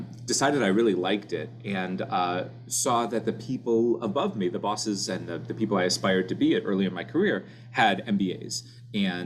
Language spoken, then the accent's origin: English; Orlando, Florida, United States; moved away as an adult; also born or lived in Gainesville, Florida; now in Cleveland, United States; I grew up in Orlando, Florida